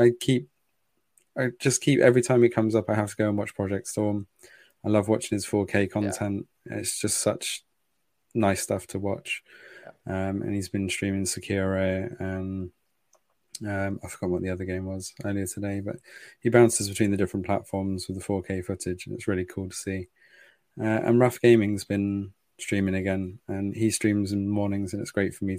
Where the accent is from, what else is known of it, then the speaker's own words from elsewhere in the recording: England, United Kingdom; being English